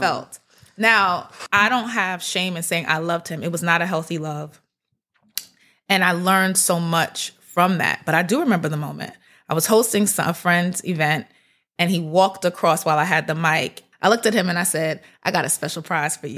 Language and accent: English; New York City, New York, United States; I'm from Brooklyn. My whole family, we lived in Brooklyn.